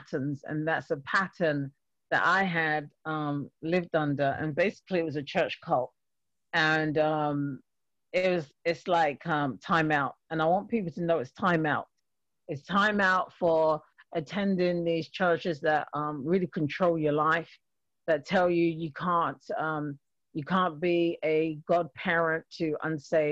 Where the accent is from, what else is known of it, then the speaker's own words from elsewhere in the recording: London, United Kingdom; moved away as an adult; now in Springfield, United States; I have an accent, so I'm a Londoner, born and raised in London. And but I actually currently live in Massachusetts.